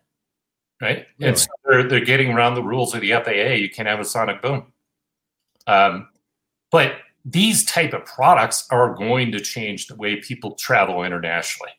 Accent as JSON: {"language": "English", "region": "Montana", "country": "United States", "tie": "born or raised there", "said": "I grew up in Montana"}